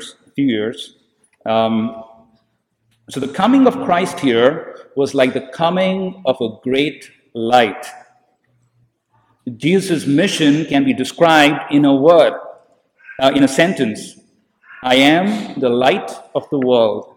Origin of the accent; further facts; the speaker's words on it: India; Growing up in India